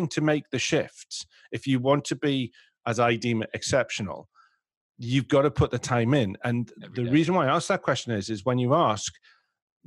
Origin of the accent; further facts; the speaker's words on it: England, United Kingdom; we're English